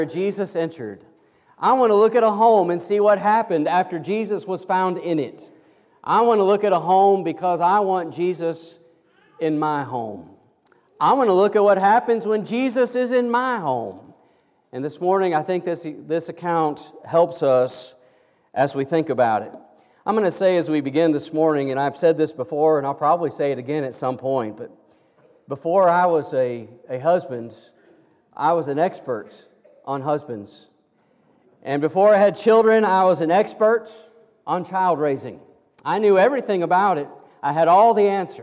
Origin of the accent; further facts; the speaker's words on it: Kansas, United States; moved away; I'm an old farm boy from Kansas, and I grew up down the road from my grandparents